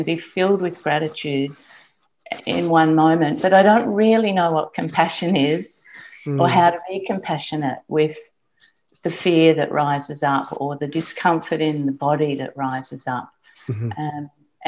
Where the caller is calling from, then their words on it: Queensland, Australia; Queensland, yeah.